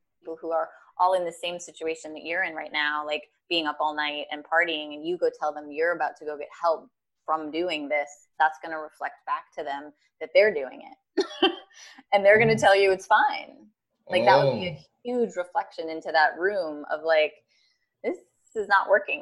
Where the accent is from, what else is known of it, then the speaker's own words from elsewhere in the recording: Minneapolis, Minnesota, United States; I was born and raised in Minneapolis, right. Minnesota.